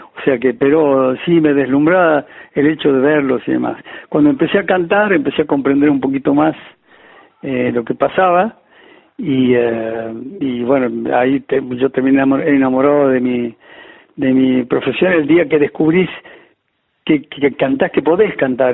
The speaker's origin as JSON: {"language": "Spanish", "town": "Cruz del Eje", "region": "Córdoba", "country": "Argentina", "tie": "born or raised there", "also_born_or_lived": "Madrid, Spain", "moved": "as an adult", "said": "Cruz de Eje, al lugar donde yo nací"}